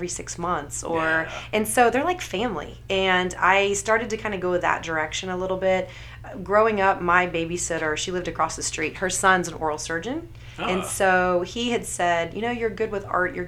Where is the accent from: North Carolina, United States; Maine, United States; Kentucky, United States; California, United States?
Kentucky, United States; moved away; I grew up in Kentucky